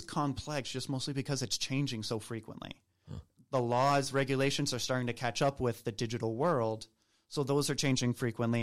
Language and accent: English; Southern Maine, United States; moved away as an adult; also born or lived in Nicaragua / Peru; now in Atlanta, United States; I'm also not from Atlanta originally. Um, I'm from Southern Maine